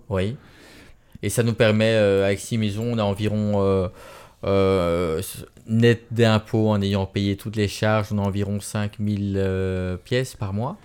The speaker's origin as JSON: {"language": "French", "country": "Belgium", "accent": "Belgian", "said": "moi en Belgique"}